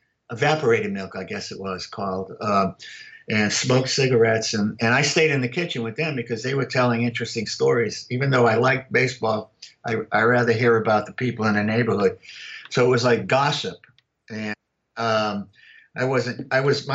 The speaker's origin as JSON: {"language": "English", "town": "Worcester", "region": "Massachusetts", "country": "United States", "tie": "born or raised there", "also_born_or_lived": "Arkansas / Louisiana / Georgia", "moved": "as an adult", "lives_now": "Miami, United States", "said": "I grew up in Worcester, Mass, and primarily almost in a housing project"}